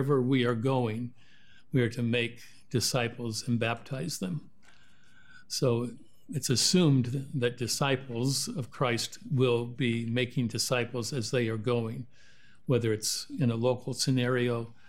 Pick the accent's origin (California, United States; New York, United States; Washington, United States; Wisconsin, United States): Washington, United States; born there; also born or lived in Oregon; I was born in Washington, spent 40 years in Oregon.